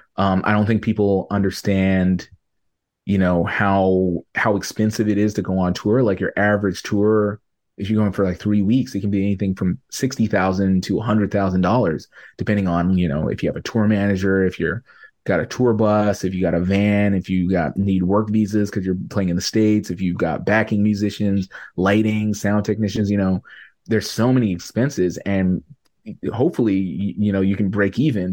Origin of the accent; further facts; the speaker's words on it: Canada; I'm a Canadian artist